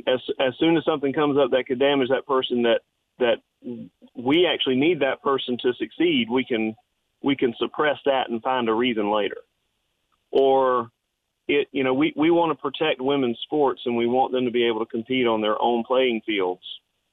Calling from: Florence, South Carolina, United States; from Florence.

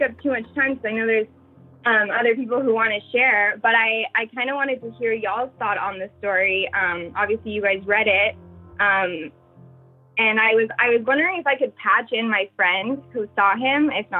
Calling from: New York, United States; I'm in New York.

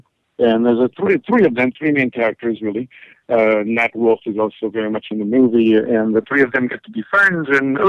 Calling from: New York City, New York, United States; New York City.

